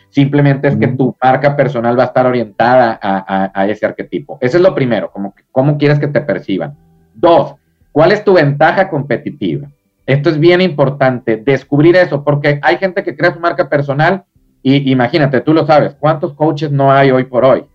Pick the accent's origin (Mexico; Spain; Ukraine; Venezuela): Mexico; Acá en, México, en mi país